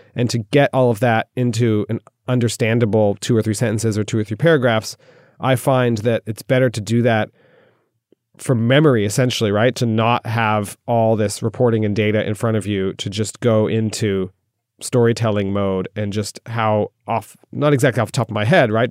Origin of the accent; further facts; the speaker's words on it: United States; moved away as an adult; now in Moscow, Russia; being an American